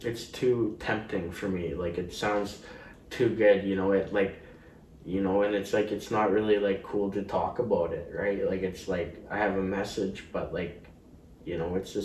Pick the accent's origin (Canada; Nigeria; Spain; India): Canada; Richmond, British Columbia; I grew up in Richmond, too